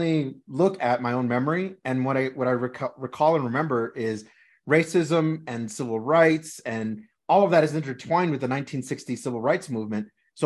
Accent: Los Angeles, California, United States; we grew up in Los Angeles, California

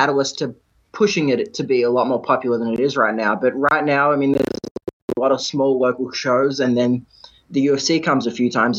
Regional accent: Victoria, Australia; In Victoria, my home state

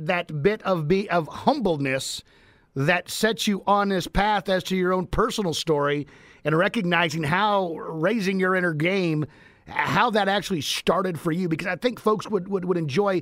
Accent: Midwest, United States; moved away; also born or lived in Ohio; born and raised and growing up in the Midwest. Spent a lot of time in Ohio

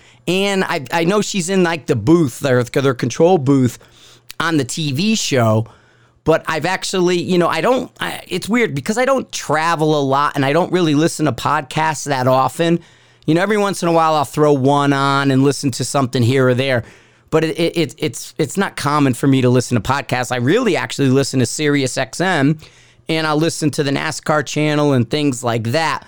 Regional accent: Connecticut, United States; I'm a Pizan from Connecticut, man.

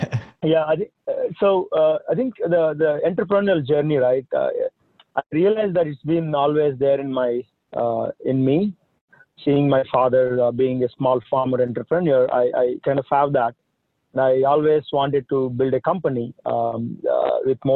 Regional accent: India; moved away as an adult; now in United States; I'm from India. That's where I came from. I came here in 2000 for doing my master's. In India, I'm from a small village

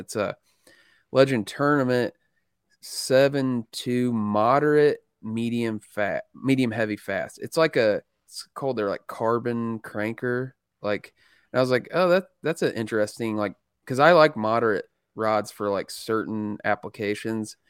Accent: Indiana, United States; I'm a redneck from Indiana

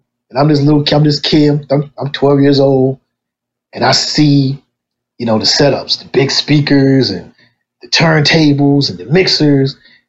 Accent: Wilmington, Delaware, United States; I'm from Wilmington, Delaware, born and raised. Southbridge native

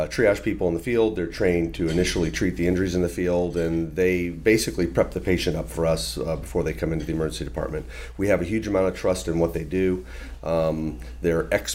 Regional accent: Tampa Bay area, Florida, United States; also born or lived in Philadelphia, United States; I am from the Tampa Bay area originally.

